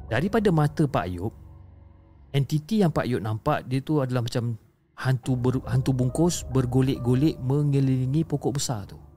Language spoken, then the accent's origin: Malay; Perak, Malaysia; dan saya berasal daripada Perak.